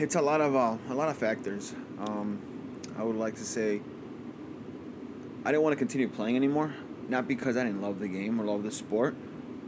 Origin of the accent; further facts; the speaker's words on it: West Chicago, Illinois, United States; also born or lived in San Jose, California; I'm from West Chicago, born in California, raised in West Chicago.